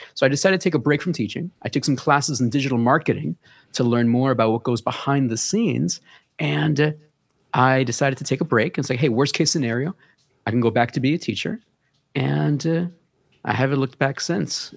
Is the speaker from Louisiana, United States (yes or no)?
no; New York City, New York, United States; Born and raised in, uh, Bronx, New York, Hunts Point